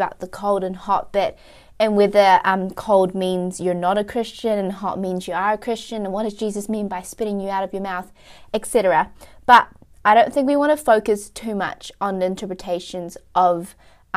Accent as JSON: {"language": "English", "region": "Wellington", "country": "New Zealand", "said": "we are from Wellington"}